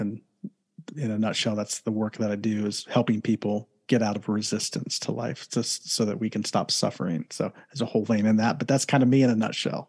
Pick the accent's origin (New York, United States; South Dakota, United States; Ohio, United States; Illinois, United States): Ohio, United States; Columbus; now in Southern California, United States; originally from Ohio, born and raised in Columbus, Ohio